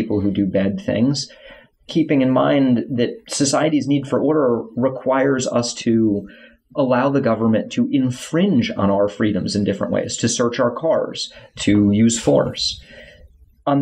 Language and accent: English; South Florida, United States; I grew up in South Florida. I moved to North Florida to go to college